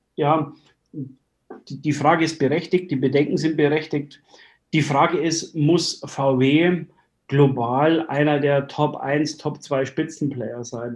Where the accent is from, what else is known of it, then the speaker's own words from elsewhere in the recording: Germany; bei uns in Deutschland